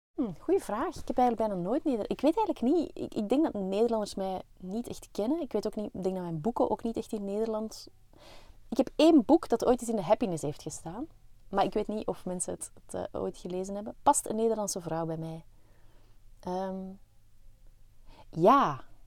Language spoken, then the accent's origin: Dutch; Belgium; wij zijn geen Zweden, wij zijn Belgen.